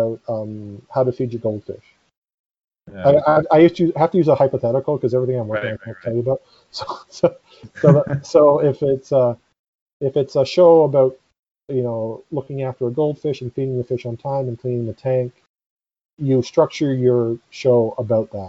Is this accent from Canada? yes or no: yes; Canada